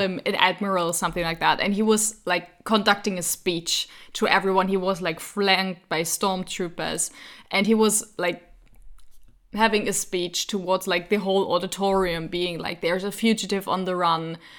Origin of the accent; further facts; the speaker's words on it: Frankfurt, Hesse, Germany; English is a second language; I'm from Frankfurt. in Germany.